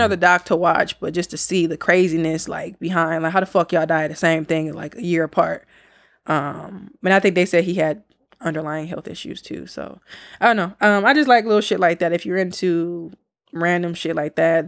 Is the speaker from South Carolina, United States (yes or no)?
no; Milwaukee, Wisconsin, United States; we're from Milwaukee